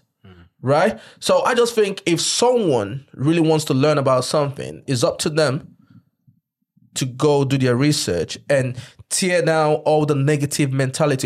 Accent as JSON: {"language": "English", "country": "Nigeria", "tie": "born or raised there", "moved": "yes", "lives_now": "United Kingdom", "said": "I was born in Nigeria"}